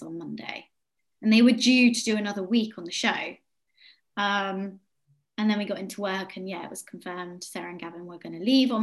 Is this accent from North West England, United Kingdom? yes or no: no; Yeovil, South West England, United Kingdom; moved away; Yeovil, which is my hometown